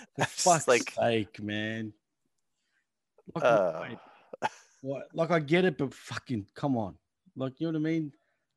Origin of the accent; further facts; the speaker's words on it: Jamaica; I'm from Jamaica.